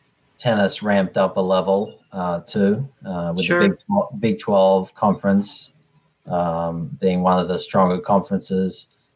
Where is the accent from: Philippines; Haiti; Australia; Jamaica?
Australia; how I grew up with tennis in Australia is a little different than how it's structured over here.